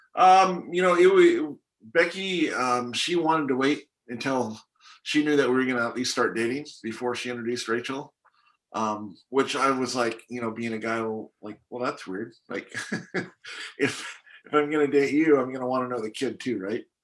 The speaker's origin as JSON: {"language": "English", "country": "Canada", "tie": "born or raised there", "also_born_or_lived": "Hong Kong", "moved": "yes", "lives_now": "United States", "said": "born and raised in Hong Kong, grew up in Canada, and now I live in the States"}